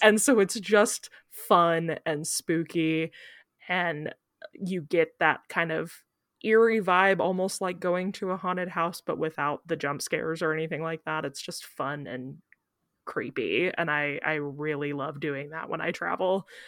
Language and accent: English; Kansas City, United States; where I grew up in Kansas City